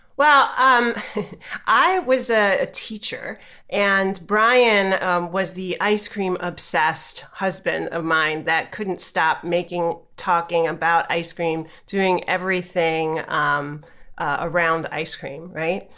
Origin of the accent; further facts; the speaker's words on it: New York City, New York, United States; I grew up in New York City